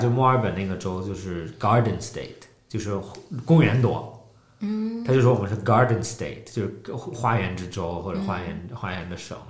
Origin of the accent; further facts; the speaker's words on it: China; 作为中国人来讲的话，你中国很多人设